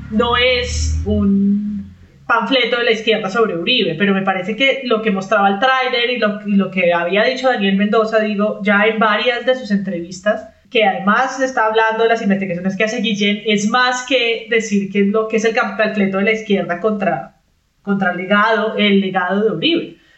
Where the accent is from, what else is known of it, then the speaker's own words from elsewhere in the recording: Spain; Yo soy española, que también soy otro peligro.